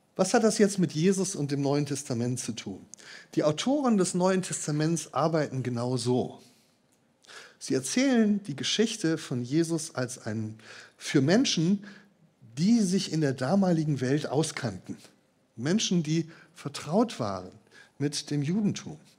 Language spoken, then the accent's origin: German; Marburg, Hesse, Germany; moved away; aus meinem Heimatort Marburg